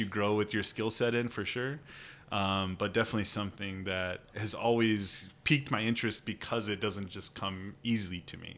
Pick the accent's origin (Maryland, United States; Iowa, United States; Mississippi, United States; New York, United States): Iowa, United States; Sheldon; I grew up in Sheldon, Iowa, um, just kind of down the road from Spencer here